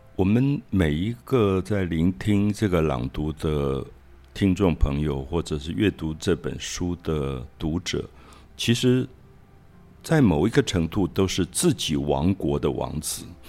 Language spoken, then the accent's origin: Chinese; Taiwan; moved away as an adult; also born or lived in Paris; 在台湾长大，台湾的经济没有那么好，我的家庭也是一个普通公务员的家庭